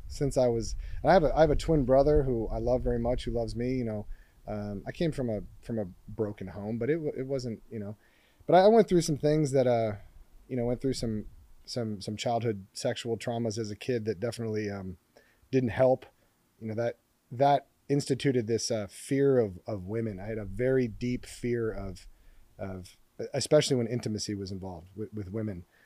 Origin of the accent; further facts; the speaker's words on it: Hermosa Beach, California, United States; I was walking home from Hermosa Valley School, I think I was six or seven